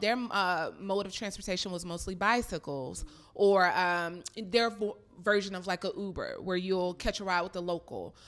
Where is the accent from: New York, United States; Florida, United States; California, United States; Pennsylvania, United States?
Florida, United States; I'm from Florida. We don't have any type of train systems out there besides the Amtrak.